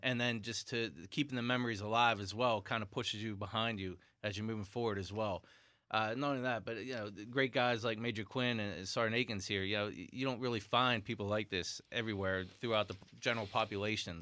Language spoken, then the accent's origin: English; West Trenum, Pennsylvania, United States; I'm from West Trenum